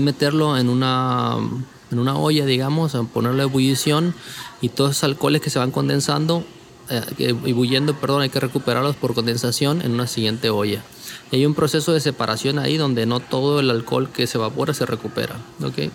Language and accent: Spanish; Culiacán, Sinaloa, Mexico; moved away; Yo soy del noroeste de México, eh, Culiacán, Sinaloa